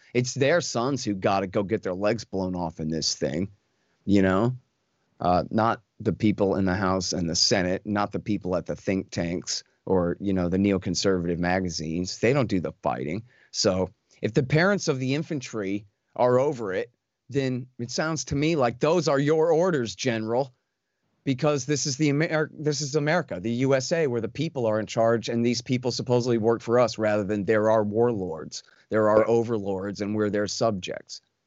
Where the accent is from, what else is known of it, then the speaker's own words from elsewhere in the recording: Texas, United States; I'm a Texan